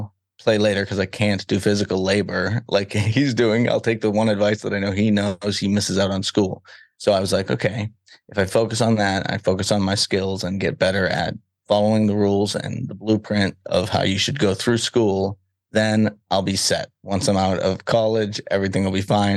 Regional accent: Salem, Massachusetts, United States; I grew up in Salem, Massachusetts, so the Witch City

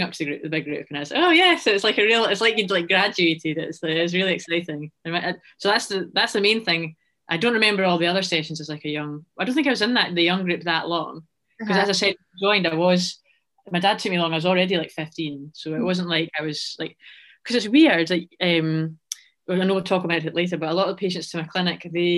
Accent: Scotland, United Kingdom; I'm a Scottish runner

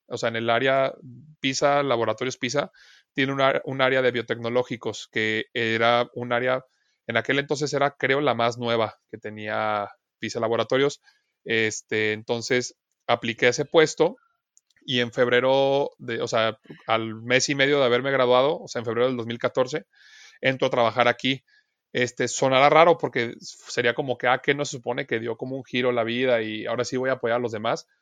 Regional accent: Guadalajara, Jalisco, Mexico; moved away as an adult; now in Chihuahua, Mexico; yo no soy de Chihuahua, yo soy de Guadalajara, Jalisco, yo nací allá, este, estudié allá toda mi carrera

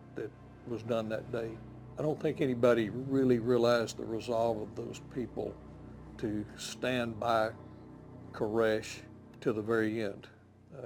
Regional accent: Waco, Texas, United States; Here in Waco, my hometown

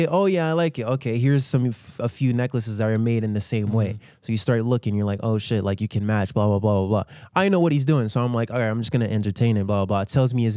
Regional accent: Haiti; moved away; I told them I was from Haiti

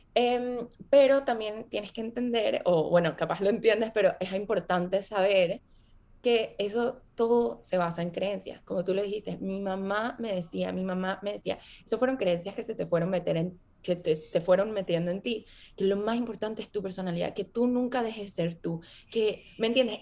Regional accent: Venezuela; moved away as an adult; also born or lived in Boston, United States; Yo crecí viví en Venezuela.

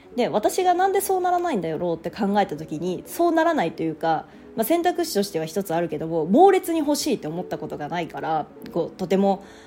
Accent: Japan; 私は地方田舎出身

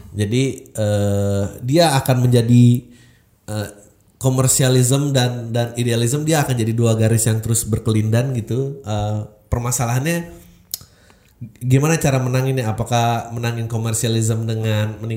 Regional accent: South Jakarta, Jakarta, Indonesia; karena gue lahir dan besar di Jakarta Selatan

